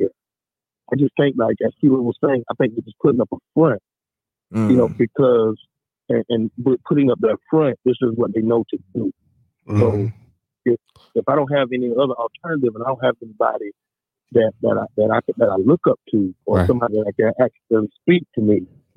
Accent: Hartsville, South Carolina, United States; I'm from Hartsville, you know, Darlington, all

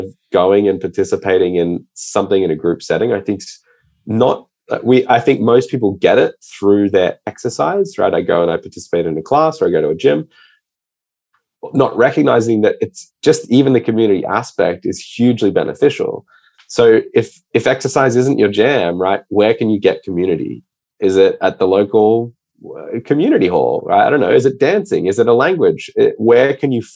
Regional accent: Australia; moved away as an adult; also born or lived in Scotland; now in New York, United States; my dad's from Scotland. So like I grew up in Australia

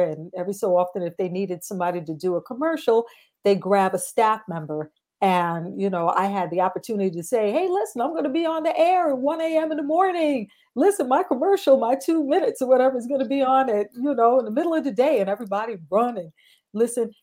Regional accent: New York City, New York, United States; I'm in Brooklyn, New York. That is my hometown

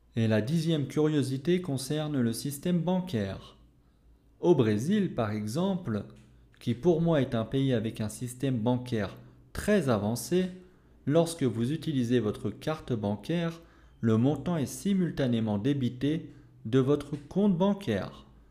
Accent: France; je suis français

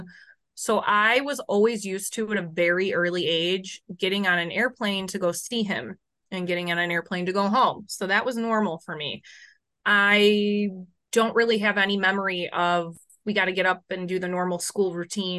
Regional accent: Chicago, Illinois, United States; I grew up in Chicago.

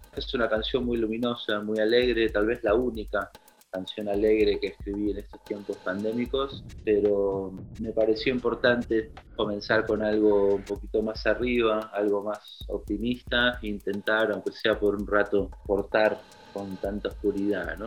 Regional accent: Buenos Aires, Argentina; Soy músico de Buenos Aires

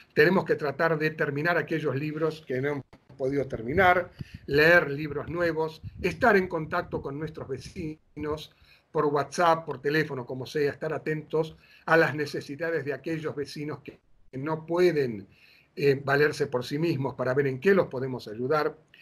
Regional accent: Buenos Aires, Argentina; moved away as an adult; also born or lived in Mar del Plata; cuando vivía en Buenos Aires, desde niño hasta los años 70 que me fui a Mar del Plata

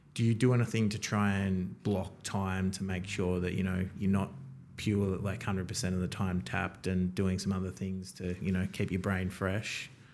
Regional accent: Townsville, Queensland, Australia; now in Melbourne, Australia; I was born in Townsville, so way up north

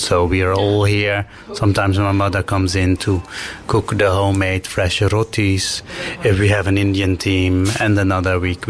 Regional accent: Suriname; now in The Hague, Netherlands; I'm from Suriname

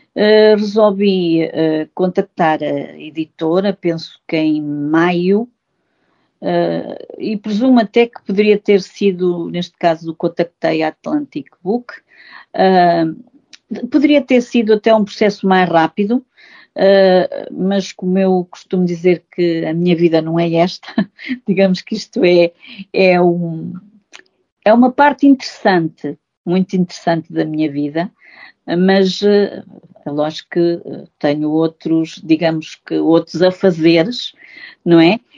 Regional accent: Góis, Centro, Portugal; sou natural de Góis e, portanto, e, de Góis e, e, portanto, da freguesia de Vila Nova do Ceira e, portanto, a minha infância foi muito, ah, perdão, a minha infância foi muito feliz uh, nestes locais

